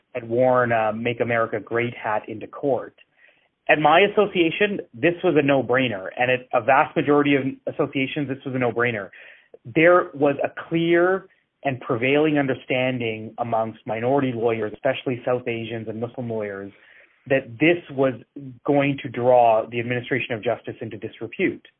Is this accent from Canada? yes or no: yes; Edmonton, Alberta, Canada; I grew up in Edmonton